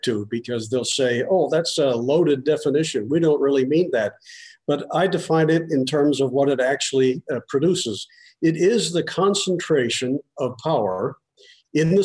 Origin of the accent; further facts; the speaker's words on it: Pennsylvania, United States; moved away; also born or lived in Michigan; I was born in Pennsylvania